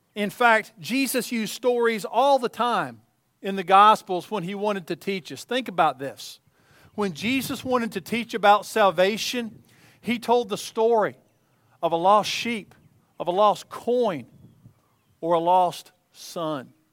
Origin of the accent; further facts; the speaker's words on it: East Tennessee, United States; as a child growing up in East Tennessee